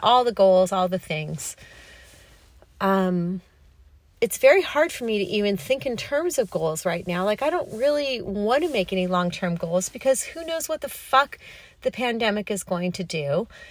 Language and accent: English; Los Angeles, California, United States; moved away as an adult; also born or lived in New York City; I grew up on the Pacific Ocean, even though I'm a California girl